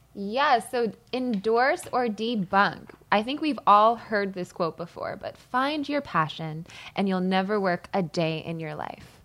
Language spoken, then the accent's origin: English; Malvern, Pennsylvania, United States; I'm from Malvern, Pennsylvania, so prom was like an event there